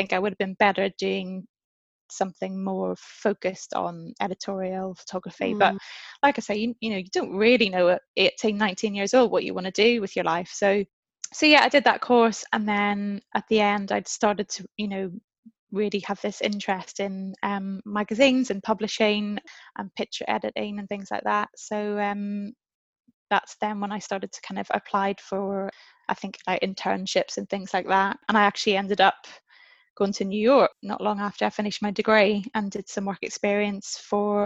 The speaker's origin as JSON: {"language": "English", "region": "Northern Ireland", "country": "United Kingdom", "tie": "born or raised there", "also_born_or_lived": "London", "moved": "as an adult", "said": "I grew up in Northern Ireland"}